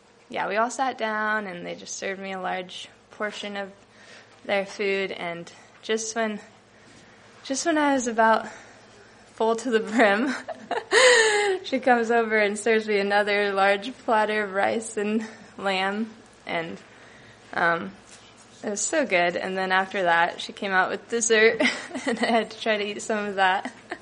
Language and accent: English; United States; born there; just because of where I was born in America, like, I have the privilege to be able to give something to someone